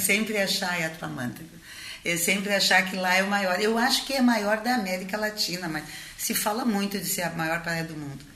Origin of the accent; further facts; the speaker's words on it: Rio Grande, Rio Grande do Sul, Brazil; eu sou de Rio Grande, uma cidade no interior onde quando eu nasci não tinha ninguém da dança